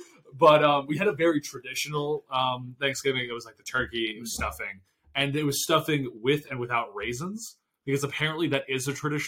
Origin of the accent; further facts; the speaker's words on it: New Jersey, United States; my hometown in New Jersey